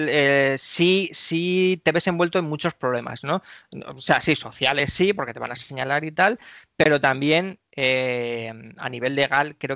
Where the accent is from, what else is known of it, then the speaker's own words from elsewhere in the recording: Galicia, Spain; la capilla aquí de mi pueblo, pues podemos casarnos.